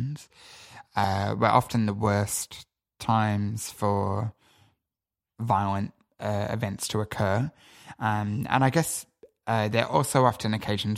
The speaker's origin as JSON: {"language": "English", "town": "Sydney", "region": "New South Wales", "country": "Australia", "tie": "born or raised there", "said": "I grew up in Sydney"}